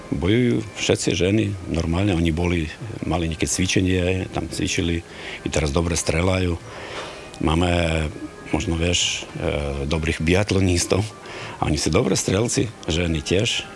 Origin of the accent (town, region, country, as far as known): Ukraine